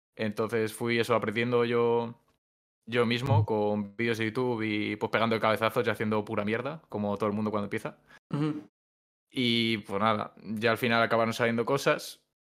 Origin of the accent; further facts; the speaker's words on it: Valladolid, Castile and León, Spain; soy un chico de Valladolid